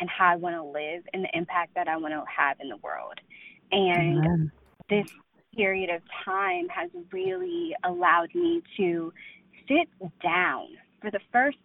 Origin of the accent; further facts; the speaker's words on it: Loudoun County, outside D.C., Virginia, United States; now in Alexandria, United States; I grew up right outside of D.C. in Loudoun County.